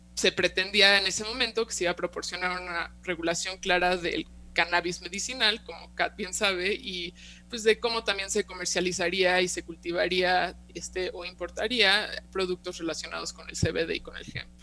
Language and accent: Spanish; Mexico; also born or lived in California, United States; yo soy nacida y crecida aquí en México